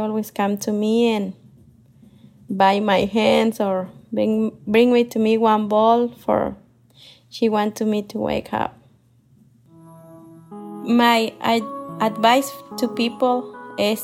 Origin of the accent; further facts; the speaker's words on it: Michoacán, Mexico; moved away as an adult; now in Columbus, United States; I'm from Michoacán, Mexico. I'm living in Columbus, Ohio, more than 20 years.